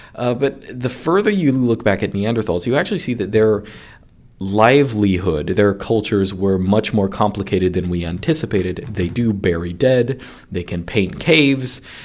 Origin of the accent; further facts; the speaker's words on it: United States; my bias as an American